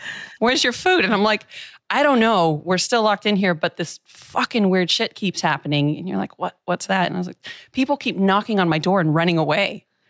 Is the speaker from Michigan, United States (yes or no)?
no; San Diego, California, United States; also born or lived in Missouri; San Diego, California. Yeah. I split my childhood between San Diego, which is like a city, I think we've got about 4 or 5 million, and then spent half of the year, most years, in a town of 200 in Nowhere, Missouri.